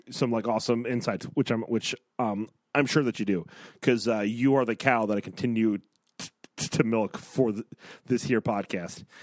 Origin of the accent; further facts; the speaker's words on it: Texas, United States; I'm a Texan, not a Texarkana.